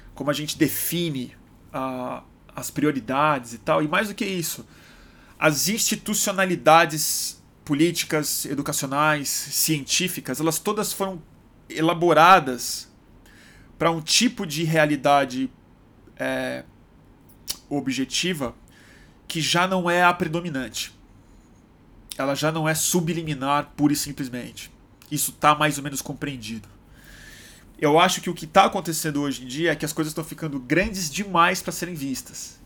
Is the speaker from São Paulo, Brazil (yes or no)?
no; Rio de Janeiro, Brazil; moved away; voltando pro Rio, esse essa cidade querida, minha cidade natal